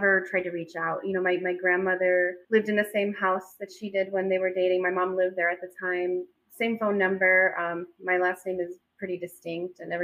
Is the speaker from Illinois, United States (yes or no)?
yes; Chicago, Illinois, United States; I grew up in Chicago